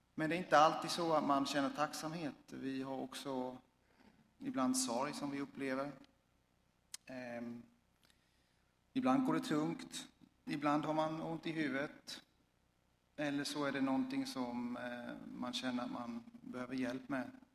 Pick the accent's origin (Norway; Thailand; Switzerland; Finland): Switzerland; now in Sweden; jag kommer från Schweiz